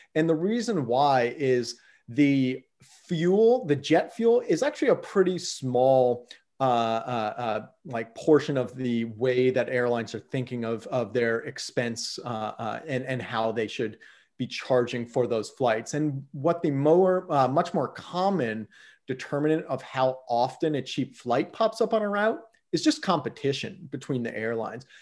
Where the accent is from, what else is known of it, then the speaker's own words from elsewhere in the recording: Yellow Springs, Ohio, United States; moved away as an adult; also born or lived in California / Washington, D.C. / Mozambique / Mexico; now in Portland, United States; I grew up actually in Southwest Ohio, a small little town uh, 3,500 people called Yellow Springs